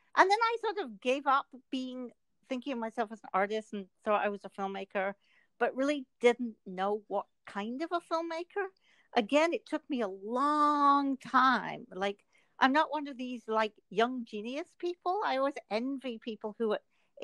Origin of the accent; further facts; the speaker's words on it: Edinburgh, Scotland, United Kingdom; moved away; I grew up in Scotland, in Edinburgh